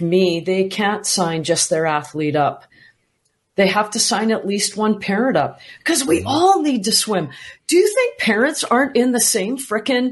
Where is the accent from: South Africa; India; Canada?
Canada; I'm from Canada